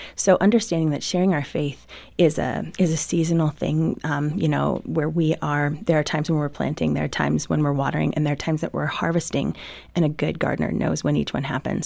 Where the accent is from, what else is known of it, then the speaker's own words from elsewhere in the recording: Midwest, United States; I grew up in the Midwest